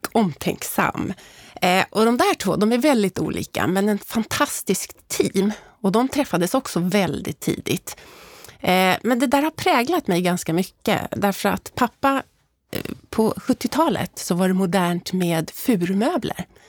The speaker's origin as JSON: {"language": "Swedish", "town": "Stockholm", "region": "Stockholm County", "country": "Sweden", "tie": "born or raised there", "said": "jag uppvuxen, då, som du inledde med, i Älvsjö tillsammans med mamma, pappa och lillebror"}